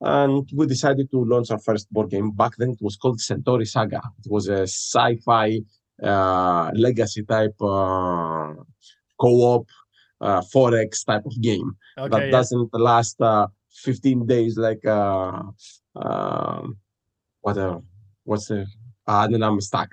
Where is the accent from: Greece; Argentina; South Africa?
Greece; moved away as an adult; now in Halifax, Canada; I'm originally from Greece